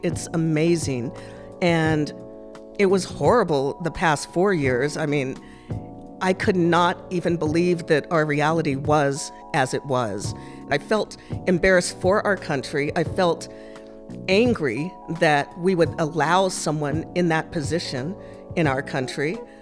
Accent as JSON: {"language": "English", "region": "Massachusetts", "country": "United States", "tie": "born or raised there", "also_born_or_lived": "Japan", "said": "I spent my childhood growing up in Massachusetts"}